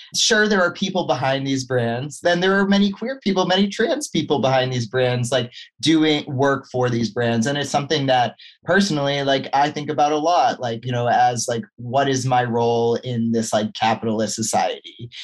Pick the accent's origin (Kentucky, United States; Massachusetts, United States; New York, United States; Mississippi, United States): Massachusetts, United States; moved away as an adult; also born or lived in Vermont / California; I grew up in Massachusetts